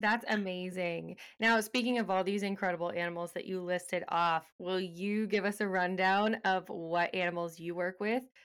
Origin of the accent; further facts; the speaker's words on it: Texas, United States; I grew up in Texas